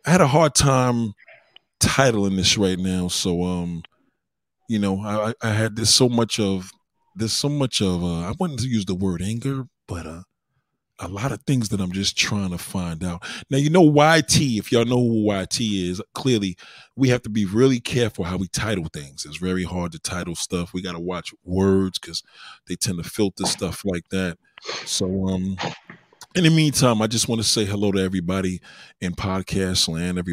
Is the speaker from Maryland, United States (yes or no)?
no; New York City, New York, United States; I'm that New Yorker